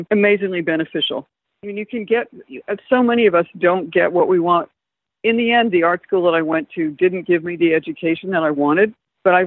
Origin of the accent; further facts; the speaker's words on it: Atlanta, Georgia, United States; moved away as an adult; also born or lived in London; I grew up in Atlanta, Georgia